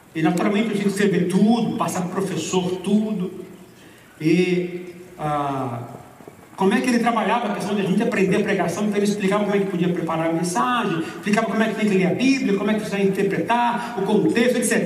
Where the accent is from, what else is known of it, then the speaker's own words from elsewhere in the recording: Brazil; Eu sou brasileiro